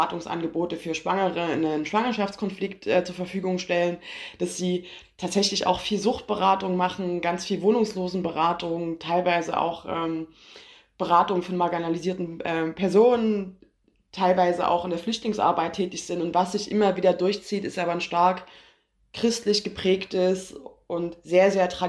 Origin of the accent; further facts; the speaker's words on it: Saxony, Germany; moved away as an adult; weil ich komme ja aus dem Erzgebirge und wurde auch geboren und habe da 20 Jahre lang gelebt